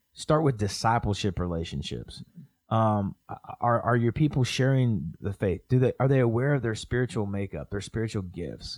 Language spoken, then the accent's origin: English; Oklahoma, United States; I'm from Oklahoma